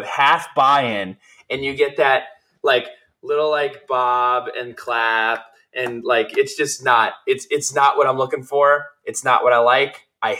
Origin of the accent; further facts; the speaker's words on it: New Jersey, United States; I'm from New Jersey.